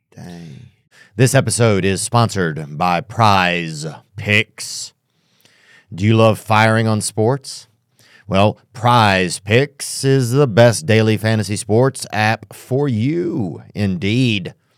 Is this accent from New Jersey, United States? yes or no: no; outside of New Orleans, Louisiana, United States; I grew up in New Orleans, so, or outside of New Orleans